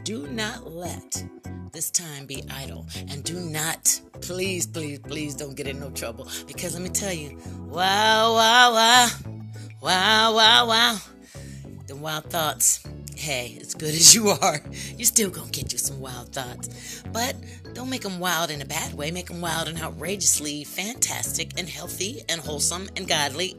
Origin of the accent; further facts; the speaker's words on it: United States; I am an American citizen, a Black American citizen.